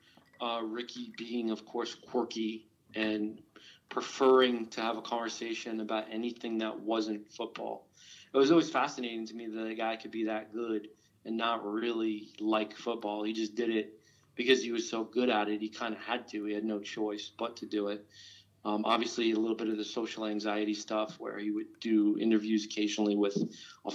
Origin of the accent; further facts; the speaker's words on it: New York, United States; I grew up in New York